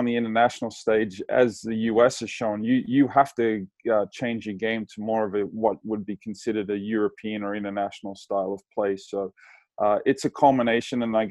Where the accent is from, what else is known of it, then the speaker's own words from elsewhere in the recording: Australia; now in Santa Barbara, United States; growing up in Australia, very lucky to live close to the ocean.